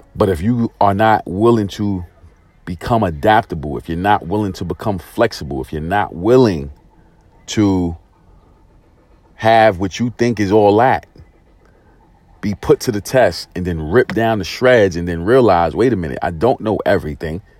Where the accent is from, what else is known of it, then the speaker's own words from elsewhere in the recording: New York City, New York, United States; moved away as an adult; also born or lived in San Diego, California; Growing up in Brooklyn, New York